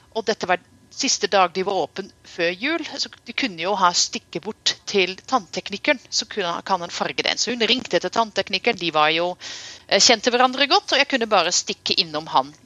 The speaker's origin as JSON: {"language": "Norwegian", "country": "Netherlands", "tie": "born or raised there", "moved": "yes", "lives_now": "Norway", "said": "jeg vokste opp i Nederland"}